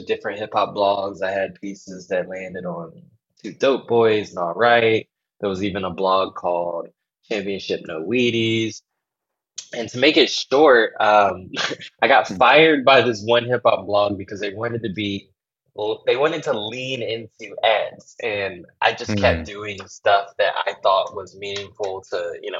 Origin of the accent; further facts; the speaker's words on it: Washington, District of Columbia, United States; moved away as an adult; also born or lived in North Carolina; now in New York, United States; I'm from Washington, D.C. and the Maryland, D.C. metropolitan area. Well, actually, I'm from North Carolina, but I moved to Maryland and D.C. when I was like young